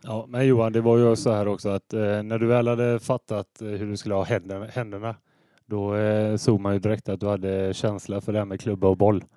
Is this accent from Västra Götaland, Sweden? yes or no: yes; Hålanda, Västra Götaland, Sweden; Jag är född i eh, Hålanda, så eh, jag är från kommunen. Eh, norra Ale kommun. Och jag bor i Hålanda ännu.